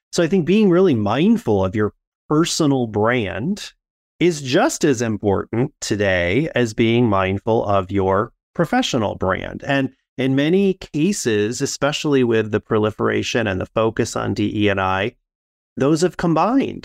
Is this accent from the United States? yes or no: yes; Midwest, United States; growing up in the Midwest